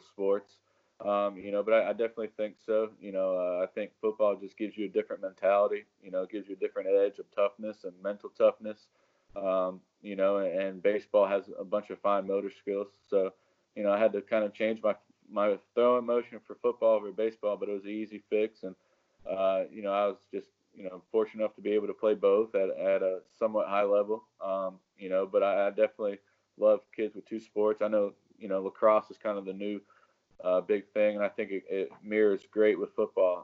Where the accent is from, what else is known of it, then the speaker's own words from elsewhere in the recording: North Carolina, United States; also born or lived in Connecticut; I was born in Connecticut. My family moved down here when I was in fifth grade. I went to Sun Valley